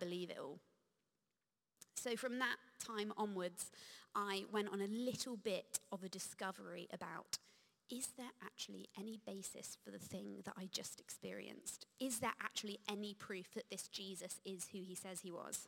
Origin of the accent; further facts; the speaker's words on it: United Kingdom; I'm British.